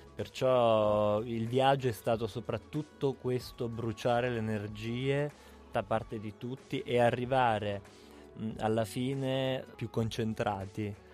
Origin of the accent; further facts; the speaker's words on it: Abruzzo, Italy; da abruzzese cresciuto in mezzo alle capre, sulle montagne.